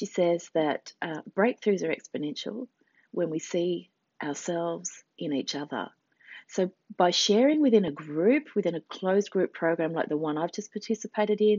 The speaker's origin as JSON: {"language": "English", "country": "Australia", "said": "I said, \"Australia.\""}